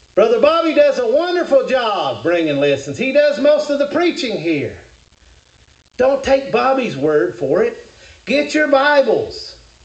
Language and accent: English; Kentucky, United States; I'm from Kentucky